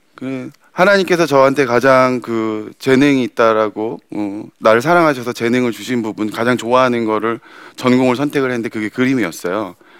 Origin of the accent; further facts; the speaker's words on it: South Korea; 왜 한국 땅에서 태어났을까